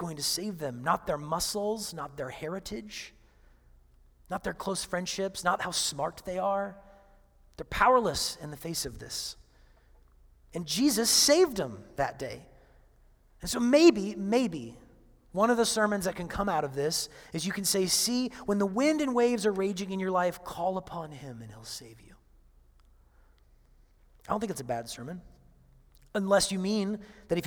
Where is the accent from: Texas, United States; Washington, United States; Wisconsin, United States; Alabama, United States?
Washington, United States; Seattle; moved away; I come from Seattle